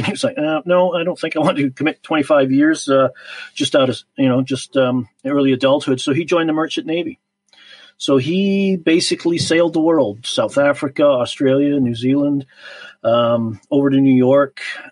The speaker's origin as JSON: {"language": "English", "area": "Vancouver Island", "region": "British Columbia", "country": "Canada", "tie": "born or raised there", "also_born_or_lived": "Liverpool, England / Chilliwack", "said": "I was born in Liverpool, England, and lived there for 7 years, emigrated to Canada in October of 1969"}